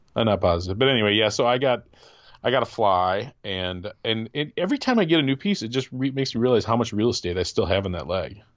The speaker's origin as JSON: {"language": "English", "region": "Wisconsin", "country": "United States", "tie": "born or raised there", "also_born_or_lived": "Michigan", "moved": "yes", "said": "my friend and I Casey, who I grew up in Wisconsin"}